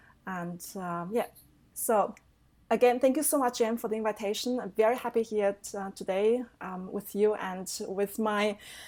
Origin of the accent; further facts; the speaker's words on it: Germany; also born or lived in Taiwan; I'm originally from Taiwan. So the little but very charming island next to China, to our big sister China. I came to Germany when I was 10 and I grew up with my aunt and uncle.